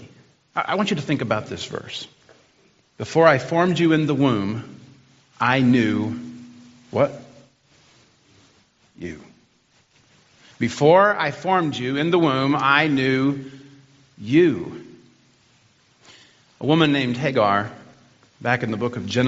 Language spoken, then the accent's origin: English; United States; now in Boyne City, United States; We've been up here from Arkansas and Alabama.